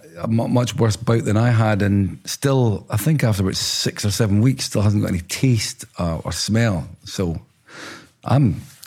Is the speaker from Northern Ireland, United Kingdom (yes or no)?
no; Dundee, Scotland, United Kingdom; I think I'd grown up, like most p